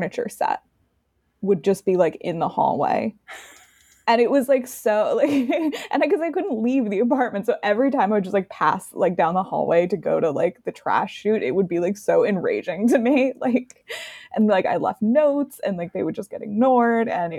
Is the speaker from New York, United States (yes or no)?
yes; New York City, New York, United States; now in Palo Alto, United States; I'm from New York